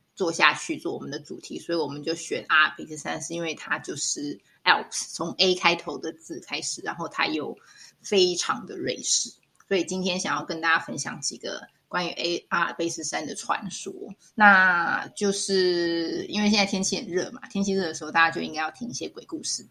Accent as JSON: {"language": "Chinese", "country": "Taiwan", "said": "我们台湾这边就是会去庙里求一个什么平安符"}